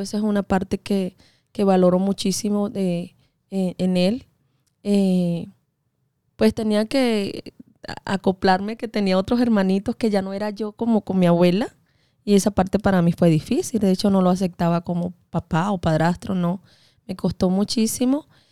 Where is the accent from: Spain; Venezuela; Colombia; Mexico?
Venezuela; now in United States; yo soy venezolana